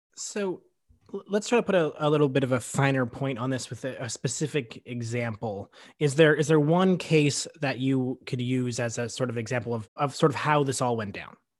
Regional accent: Canada; we as Canadian citizens

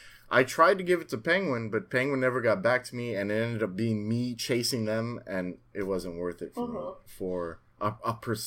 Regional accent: Queens, New York, United States; Jamaica, Queens.

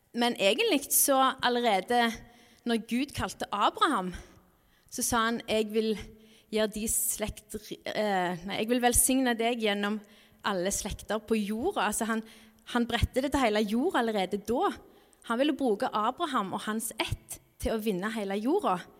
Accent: Norway; landet vårt er et stort misjonsland

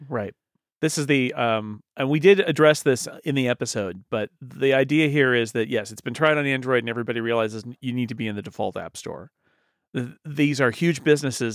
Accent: United States; I'm an American

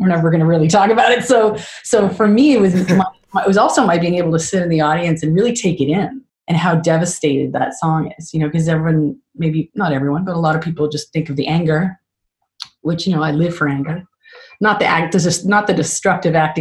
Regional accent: Canada; I'm such a Canadian

